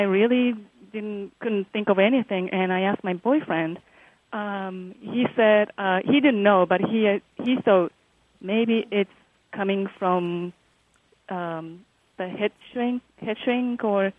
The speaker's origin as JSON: {"language": "English", "country": "Japan", "second_language": "English", "moved": "yes", "lives_now": "San Diego, United States", "said": "I'm originally from Japan"}